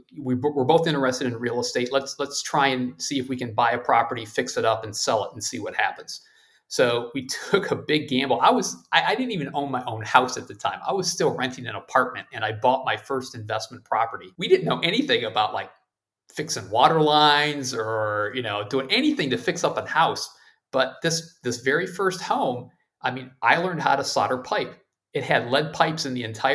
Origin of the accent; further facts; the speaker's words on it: Ohio, United States; moved away; my home state of Ohio